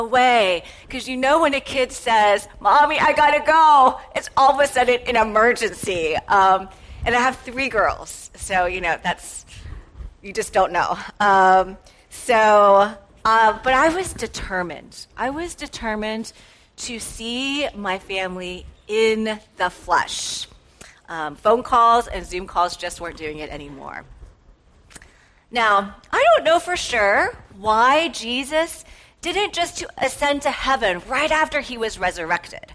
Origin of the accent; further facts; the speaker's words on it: Atlanta, Georgia, United States; moved away as an adult; now in Wheaton, United States; I was born and raised in Atlanta